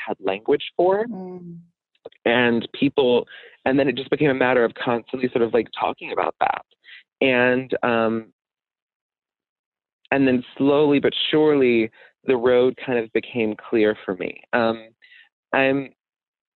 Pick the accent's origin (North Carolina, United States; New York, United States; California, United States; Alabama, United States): Alabama, United States; Birmingham; moved away; my hometown of Birmingham, Alabama